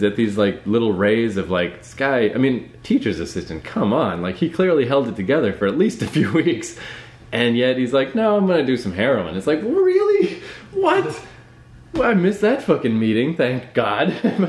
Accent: Fredericton, New Brunswick, Canada; moved away as an adult; also born or lived in New York; now in Toronto, Canada; The University of New Brunswick is in my hometown.

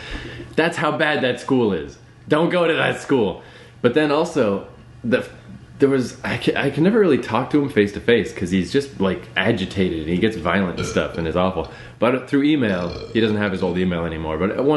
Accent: Fredericton, New Brunswick, Canada; moved away as an adult; also born or lived in New York; now in Toronto, Canada; The University of New Brunswick is in my hometown.

